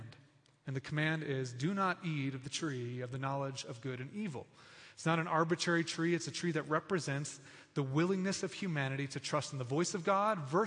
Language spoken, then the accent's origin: English; United States; I was born in America.